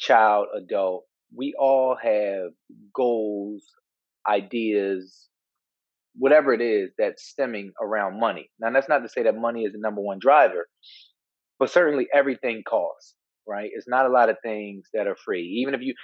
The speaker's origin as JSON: {"language": "English", "town": "Philadelphia", "region": "Pennsylvania", "country": "United States", "tie": "born or raised there", "said": "growing up in Philadelphia"}